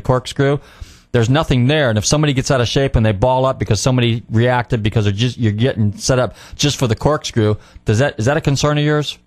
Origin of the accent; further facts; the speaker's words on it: Marin County, Northern California, United States; moved away; I'm from Northern California originally. I grew up in Marin County